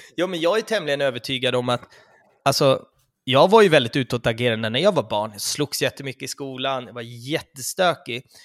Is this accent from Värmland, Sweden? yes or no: no; Stockholm, Stockholm County, Sweden; det bor flest i vår stad